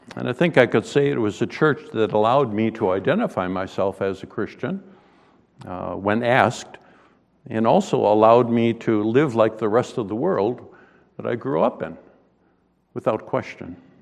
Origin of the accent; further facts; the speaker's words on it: Western New York, United States; moved away; I grew up in Western New York